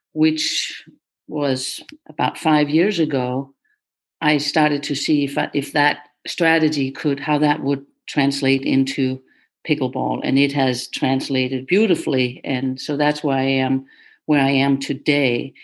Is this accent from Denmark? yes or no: yes; Denmark; now in United States; I was born in Denmark and I became the top junior player there early on